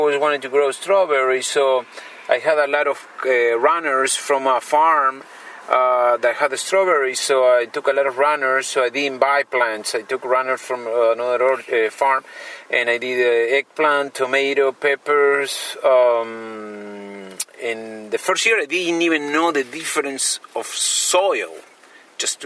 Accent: Argentina; moved away as an adult; now in Yolo County, United States; I'm from Argentina, and I live in Yolo County

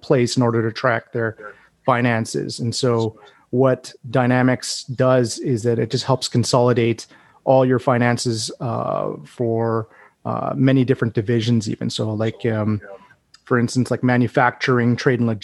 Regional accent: Edmonton, Alberta, Canada; now in Calgary, Canada; I grew up in Edmonton

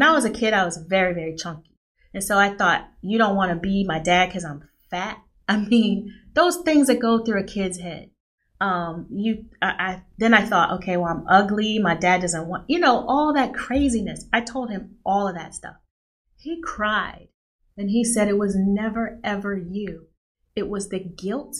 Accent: Nashville, Tennessee, United States; moved away; I'm from Nashville, Tennessee. Went home for Christmas

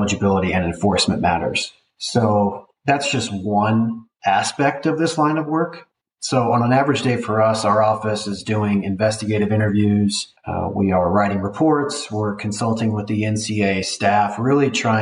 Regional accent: Kansas City, United States; I'm from the Kansas City area and went to school there

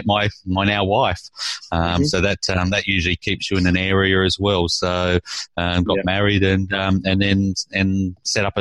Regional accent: Sydney, New South Wales, Australia; moved away as an adult; now in Tasmania, Australia; I come from Sydney, so I did my training at Sydney Uni

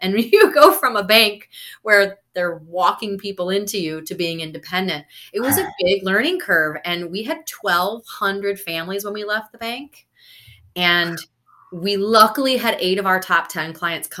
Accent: Wisconsin, United States; moved away; also born or lived in Florida; I'm originally from Wisconsin

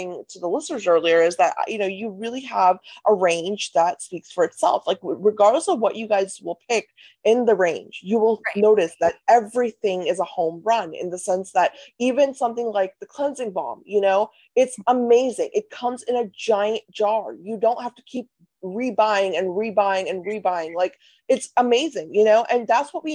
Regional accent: North India, India; I'm Indian, I'm North Indian

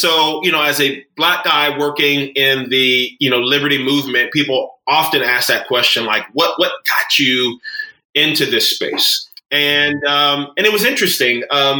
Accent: Florida, United States; That's right. Florida native.

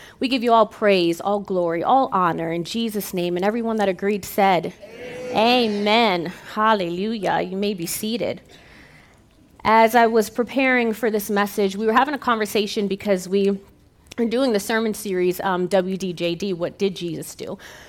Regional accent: New York, United States; now in Arizona, United States; I'm from New York. And so when I moved to Arizona, they basically had to retrain me how to speak, because I would say things like talk and coffee and chocolates

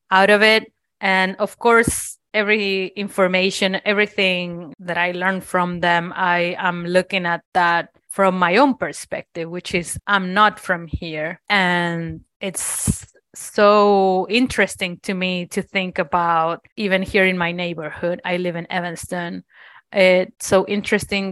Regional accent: Argentina; now in Cincinnati, United States; I am from Argentina

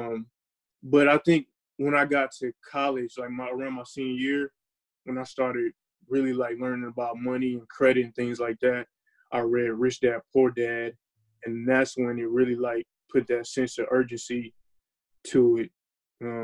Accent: Fayetteville, North Carolina, United States; moved away as an adult; also born or lived in Champaign, Illinois; I'm from Fayetteville, North Carolina

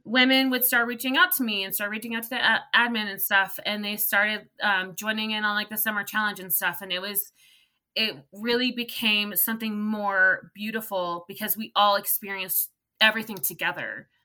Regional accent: California, United States; I'm from California

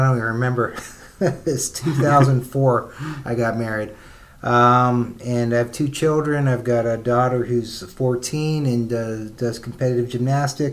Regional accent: central Pennsylvania, United States; also born or lived in Philadelphia; now in Indianapolis, United States; I'm from Pennsylvania, central Pennsylvania.

